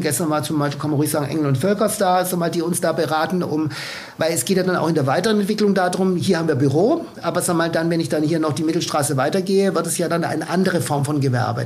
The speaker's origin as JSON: {"language": "German", "region": "Swabia", "country": "Germany", "said": "als Schwabe"}